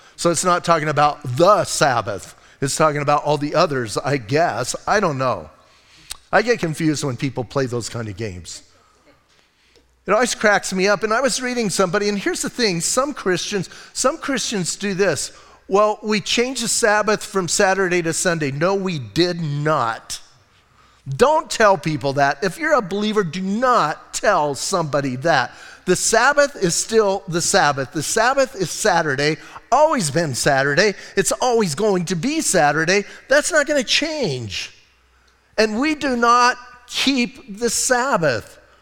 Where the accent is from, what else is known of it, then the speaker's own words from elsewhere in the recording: Bisbee, Arizona, United States; I'm from Bisbee